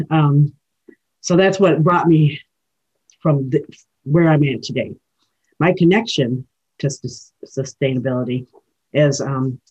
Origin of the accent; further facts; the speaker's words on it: Rosebush, Michigan, United States; I'm from Rosebush, Michigan, and I am of the Eagle Clan, and I'm an Ojibwe woman